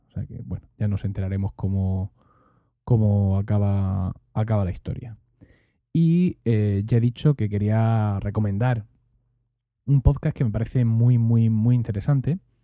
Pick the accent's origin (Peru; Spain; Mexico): Spain; Region of Murcia; accent: Murcian; nuestro acento murciano